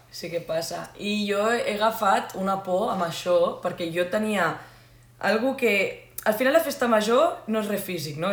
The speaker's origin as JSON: {"language": "Catalan", "town": "Sitges", "region": "Catalonia", "country": "Spain", "said": "Nosaltres som de Sitges, és a dir, comarca el Garraf"}